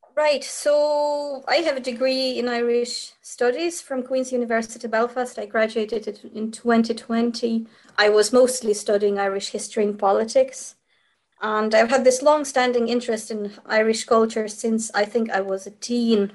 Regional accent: Kyiv, Ukraine; first language Ukrainian; English is a second language; moved away as an adult; now in Ireland; I'm from Kiev myself

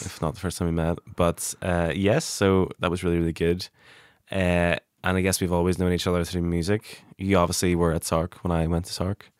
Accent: Derry, Northern Ireland, United Kingdom; I'm from Derry

